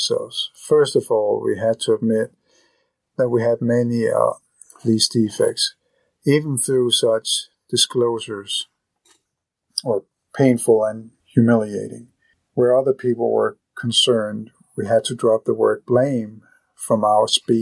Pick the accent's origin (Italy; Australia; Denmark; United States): Denmark; Copenhagen, Capital Region of Denmark; I am still Danish. I am still from Copenhagen.